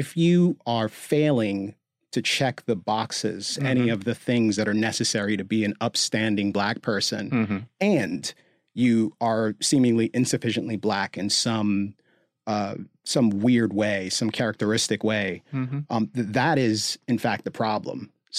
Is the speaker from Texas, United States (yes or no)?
no; Gaithersburg, Maryland, United States; Like I grew up in Gaithersburg, Maryland, so fairly affluent suburb of Washington, D.C., middle class, but relatively affluent and diverse.